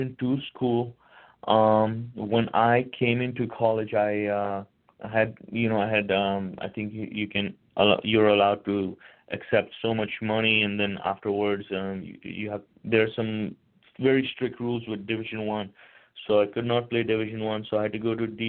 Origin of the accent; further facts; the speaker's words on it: India; moved away; I'm originally from India